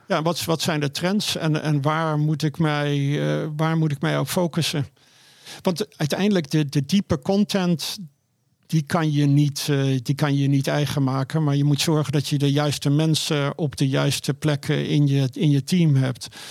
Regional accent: Netherlands; moved away; Ik ben een local in Nederland

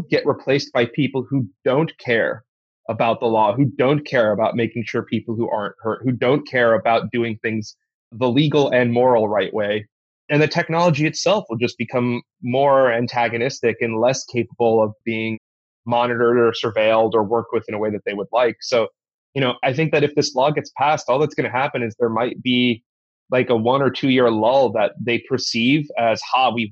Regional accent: United States; an American

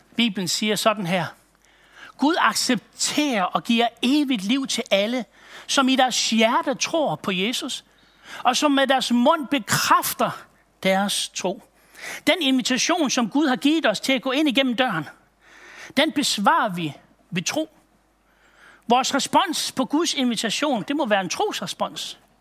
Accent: Aalborg, North Denmark Region, Denmark; Jeg kommer fra Aalborg-egnen af

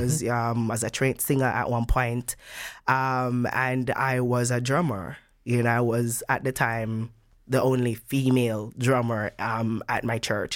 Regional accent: Jamaica; moved away as an adult; now in Netherlands; my home country, Jamaica

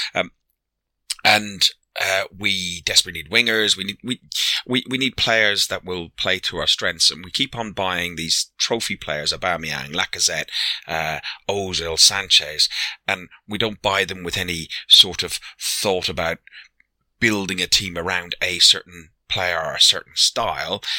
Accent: Ireland; I'm Irish. I'm old.

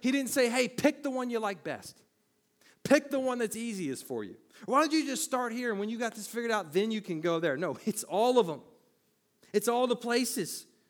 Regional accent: United States; I was born, raised here

